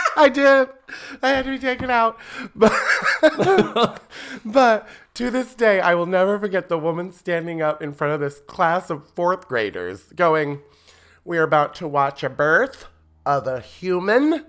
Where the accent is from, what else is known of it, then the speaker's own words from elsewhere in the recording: Fort Wayne, Indiana, United States; growing up in Fort Wayne